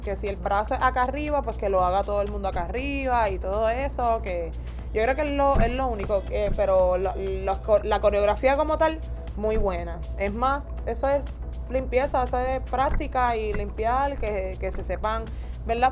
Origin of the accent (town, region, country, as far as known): Ponce, Puerto Rico